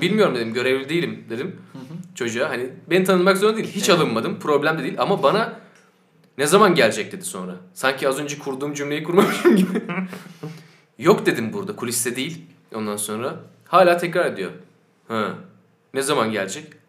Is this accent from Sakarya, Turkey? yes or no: yes; Sakarya, Turkey; ben Sakarya'da doğup büyüdüm.